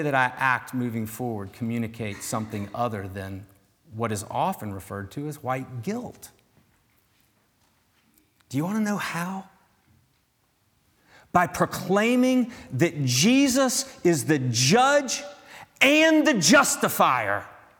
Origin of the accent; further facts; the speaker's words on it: the South, United States; moved away; as a Southerner.